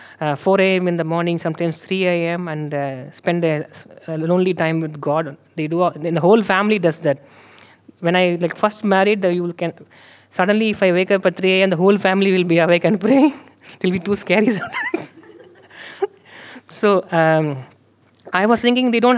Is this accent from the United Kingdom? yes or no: no; India; moved away; I am from India